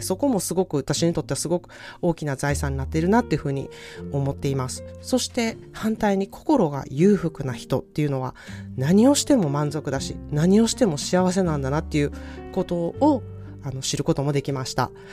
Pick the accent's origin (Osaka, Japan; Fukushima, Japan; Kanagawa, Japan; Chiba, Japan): Osaka, Japan; moved away as an adult; now in California, United States; 私は大阪出身の、えー、カリフォルニア在住30年になる